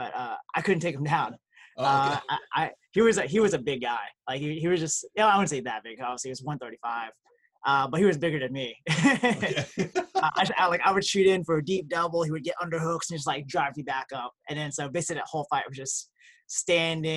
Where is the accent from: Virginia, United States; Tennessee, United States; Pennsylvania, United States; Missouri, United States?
Tennessee, United States; Memphis; I actually am born and raised in Memphis, Tennessee